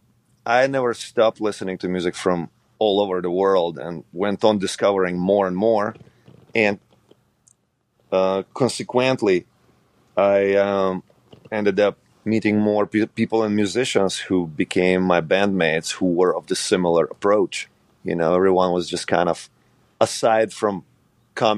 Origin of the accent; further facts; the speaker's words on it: Ukraine; moved away; growing up in Ukraine